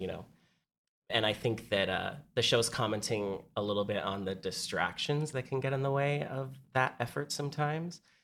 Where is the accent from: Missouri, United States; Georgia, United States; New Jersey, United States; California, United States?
California, United States; San Diego; now in New York, United States; I'm from San Diego. So everybody that I grew up with had gone